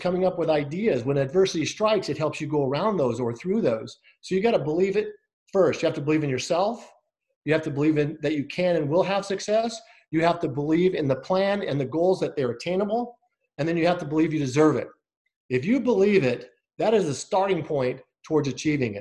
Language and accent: English; Scottsdale, Arizona, United States; I'm from Scottsdale, Arizona